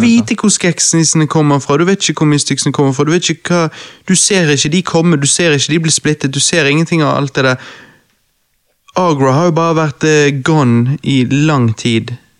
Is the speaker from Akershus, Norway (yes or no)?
no; Bergen, Vestland, Norway; jeg som bergenser